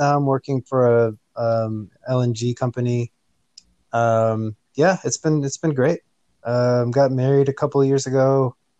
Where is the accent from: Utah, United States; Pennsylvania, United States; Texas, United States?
Texas, United States; Houston; where I was growing up in Houston